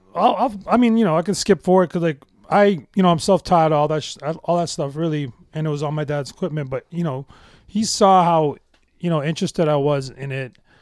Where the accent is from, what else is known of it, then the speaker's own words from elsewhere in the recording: Toronto, Ontario, Canada; I grew up in the West End, um, in, uh, uh, this Metro Housing project called, uh, Scarlet Wood Courts.